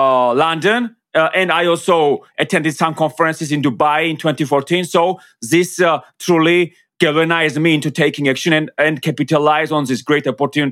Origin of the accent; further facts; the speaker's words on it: Georgia; English is a second language; because of course I come from Georgia, and I'm very proud of where I come from.